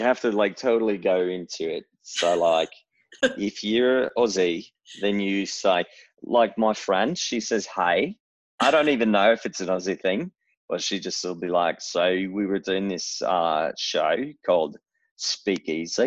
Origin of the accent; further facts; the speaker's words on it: Seattle, Washington, United States; accent: Northwest; moved away; my accent's probably mostly from my upbringing the Seattle